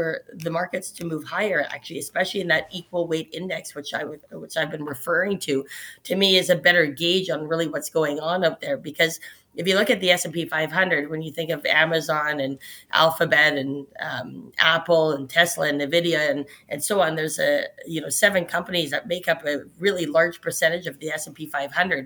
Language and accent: English; Canada; us as Canadians here.